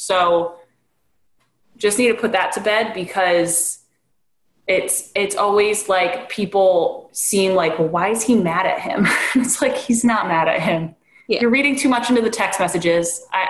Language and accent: English; Delran, New Jersey, United States; where are you from? Oh, Delran, where's that?